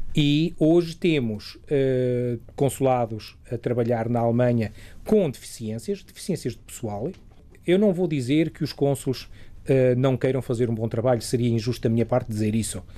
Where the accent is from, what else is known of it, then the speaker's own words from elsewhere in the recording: Portugal; now in Germany; nós tínhamos uh, a telescola aqui em Portugal. Eu ainda me lembro, uh, quando andava cá